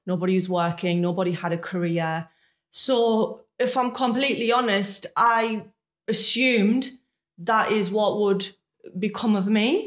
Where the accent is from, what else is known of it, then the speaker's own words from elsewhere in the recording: Sunderland, North East England, United Kingdom; moved away as an adult; now in Maidenhead, United Kingdom; So I'm originally from Sunderland, which is a city not far from Newcastle.